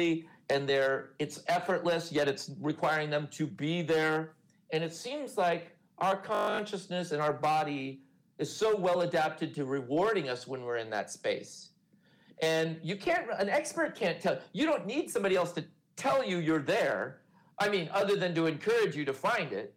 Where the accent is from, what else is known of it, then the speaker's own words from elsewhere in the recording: California, United States; I grew up in California surf culture in the 70s